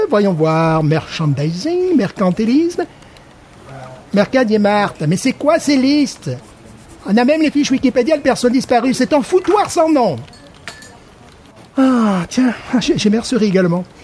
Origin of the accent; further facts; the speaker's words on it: Thessaloniki, Central Macedonia, Greece; accent: Thessaloniki; French is a second language; mais j'ai un accent très fort de Thessalonique.